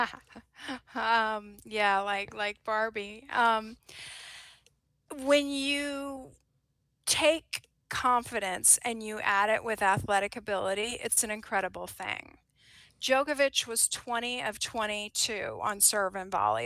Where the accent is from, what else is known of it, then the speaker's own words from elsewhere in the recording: United States; as an American